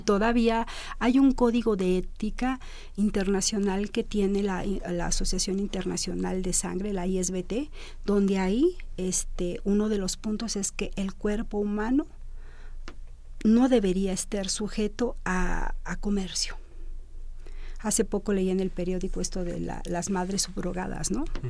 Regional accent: Mexico; Como mexicanos

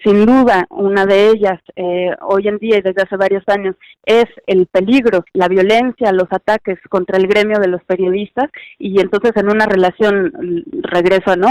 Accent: Mexico; moved away

